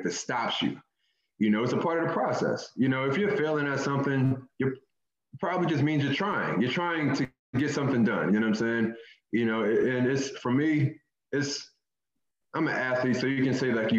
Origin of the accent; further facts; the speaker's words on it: Philadelphia, Pennsylvania, United States; I grew up in North Philly